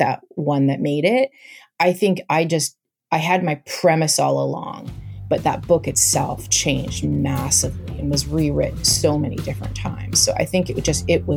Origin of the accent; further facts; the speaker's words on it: Canada; also born or lived in Vancouver Island, British Columbia; I'm Canadian